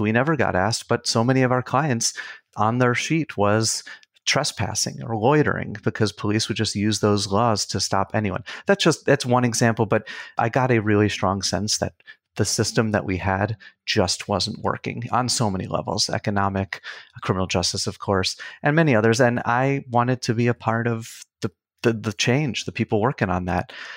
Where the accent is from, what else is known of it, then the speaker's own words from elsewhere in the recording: Long Island, New York, United States; moved away; also born or lived in Queens, New York; I grew up in New York. I was born in Queens, grew up on Long Island